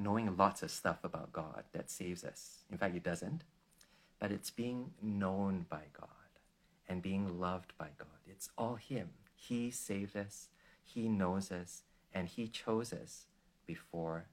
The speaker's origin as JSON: {"language": "English", "country": "Malaysia", "said": "I come from Malaysia, where most of my friends are not Christians, they're Muslims"}